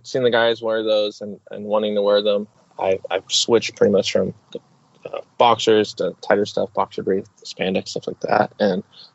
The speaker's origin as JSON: {"language": "English", "region": "Oregon", "country": "United States", "said": "I'm from Oregon, up here in the United States"}